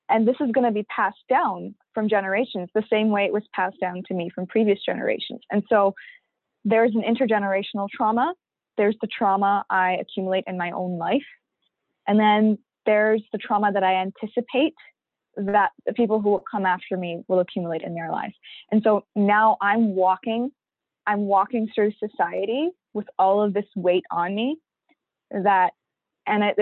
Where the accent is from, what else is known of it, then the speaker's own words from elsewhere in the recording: Pakistan; now in Canada; because I'm an immigrant, a Pakistani Canadian immigrant Muslim woman of color who wears a hijab, I get nothing, right?